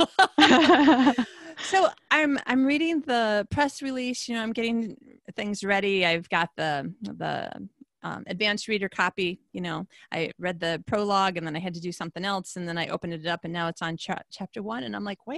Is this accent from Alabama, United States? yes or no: no; Michigan, United States; now in Sweden; Ohio girl, Michigan girl.